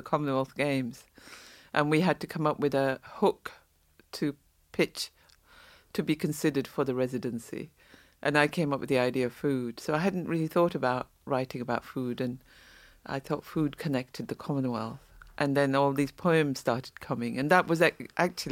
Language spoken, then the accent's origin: English; Saudi Arabia; moved away; I was born in the Middle East, in Saudi.